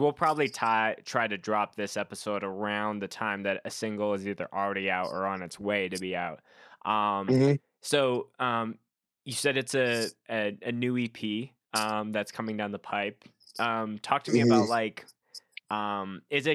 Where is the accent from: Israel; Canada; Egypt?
Canada; I'm a Canadian coming all the way down to Oklahoma